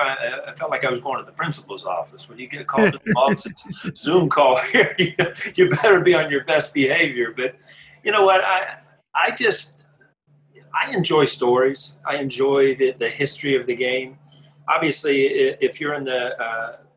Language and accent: English; Columbus, Ohio, United States; I grew up in Columbus, Ohio